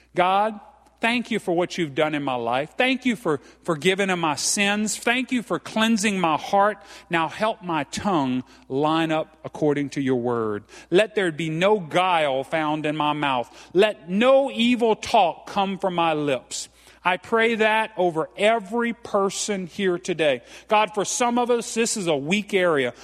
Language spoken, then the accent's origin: English; Franklin, Louisiana, United States; I'm from Franklin, Louisiana. I'm as Cajun as they come